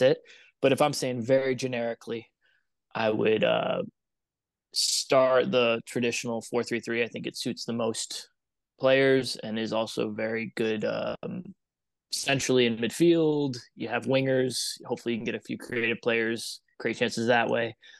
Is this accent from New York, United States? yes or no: yes; upstate New York, United States; moved away as an adult; also born or lived in Germany / Ireland / Canada / Knoxville, Tennessee; I grew up in New York, upstate New York